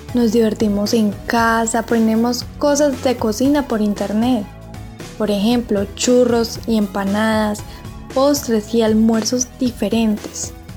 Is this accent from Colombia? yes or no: yes; Colombia; now in Armenia, Colombia